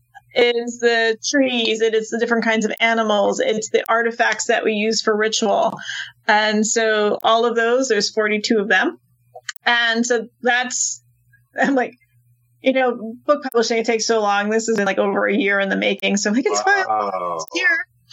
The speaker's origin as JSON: {"language": "English", "region": "Massachusetts", "country": "United States", "said": "I'm like, oh, yes, I know we're from Massachusetts and around."}